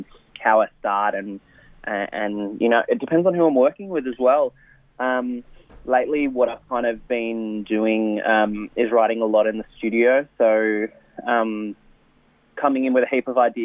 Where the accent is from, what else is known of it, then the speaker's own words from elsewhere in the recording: Melbourne, Victoria, Australia; I'm from Melbourne. Beautiful, crazy weather here in Melbourne. I've been here my whole life